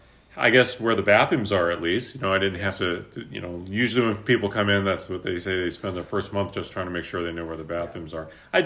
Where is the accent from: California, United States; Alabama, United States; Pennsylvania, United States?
California, United States; Sacramento; also born or lived in South Lake Tahoe / Los Angeles / East Coast; I was born in South Lake Tahoe, pretty much raised here in Sacramento. I've lived in L.A., and then I've lived a little bit on the East Coast, too. But I am predominantly a Northern California native for life.